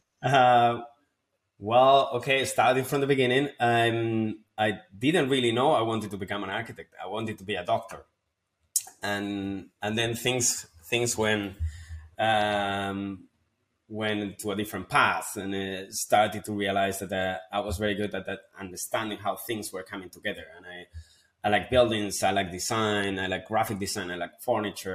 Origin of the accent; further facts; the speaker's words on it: Spain; moved away as an adult; also born or lived in London; my hometown back in Spain